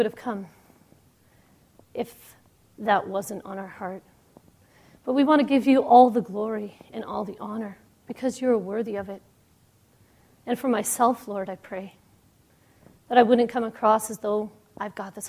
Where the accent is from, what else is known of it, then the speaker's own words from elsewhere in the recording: Toronto, Ontario, Canada; I'm from Toronto, Canada